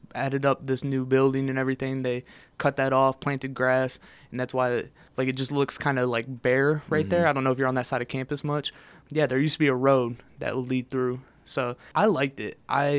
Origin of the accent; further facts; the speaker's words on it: Detroit, Michigan, United States; I'm from Detroit, in Mexican town, their Mexican food goes crazy.